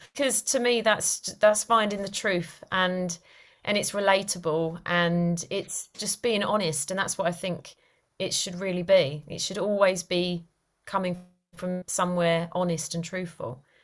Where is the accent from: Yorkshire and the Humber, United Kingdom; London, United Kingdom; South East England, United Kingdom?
London, United Kingdom; moved away as an adult; now in Cotswolds, United Kingdom; I originate from London, from Easton, hence my accent